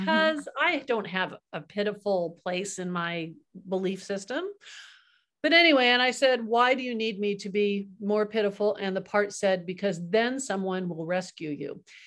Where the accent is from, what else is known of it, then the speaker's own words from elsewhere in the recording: Kingsburg, California, United States; also born or lived in Kansas; my dad was in Kansas and a family of five, and then the whole family, he moved us out to California